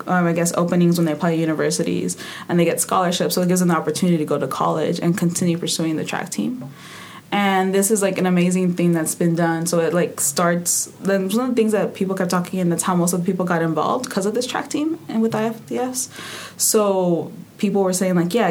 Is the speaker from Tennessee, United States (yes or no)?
no; San Francisco, California, United States; moved away as an adult; also born or lived in Midwest; now in Rochester, United States; I'm originally from San Francisco, California. I've lived there for like 20-something years